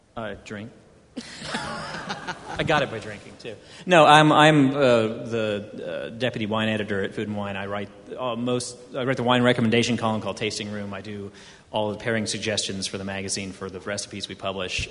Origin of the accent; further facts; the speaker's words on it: Houston, Texas, United States; I grew up in Houston, Texas, which was built on a swamp